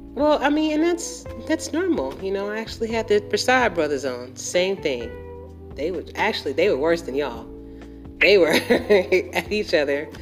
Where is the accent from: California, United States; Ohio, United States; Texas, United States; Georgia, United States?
Georgia, United States; Atlanta; I'm actually from Atlanta. I'm, i live in Atlanta, Georgia, born and raised